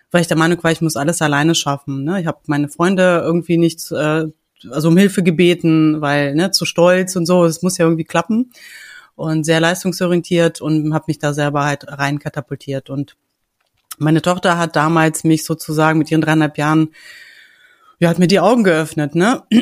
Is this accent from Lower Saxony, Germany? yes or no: yes; Hanover, Lower Saxony, Germany; ich komme aus Hannover, ich bin mittlerweile 44